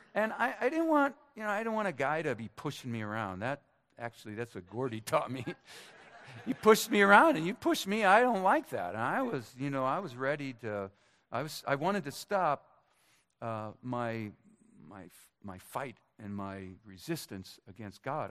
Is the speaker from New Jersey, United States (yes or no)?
no; Minnesota, United States; moved away; My hometown Minnesotans